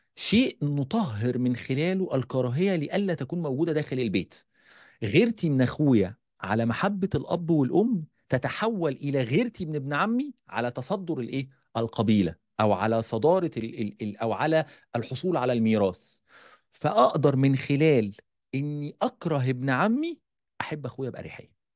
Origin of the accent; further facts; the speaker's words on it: Egypt; عندنا في مصر